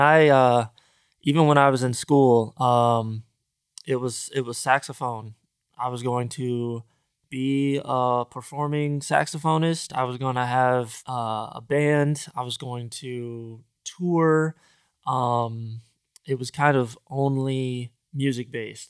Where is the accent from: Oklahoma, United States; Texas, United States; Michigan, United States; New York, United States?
Michigan, United States; Grand Rapids; moved away as an adult; now in Los Angeles, United States; where I grew up in the Midwest, Grand Rapids, Michigan